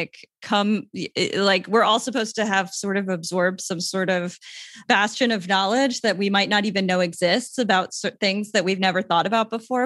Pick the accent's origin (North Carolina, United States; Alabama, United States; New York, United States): New York, United States; Long Island; moved away as an adult; now in San Juan, Puerto Rico; I'm from Long Island, but I spent a lot of time in New York City.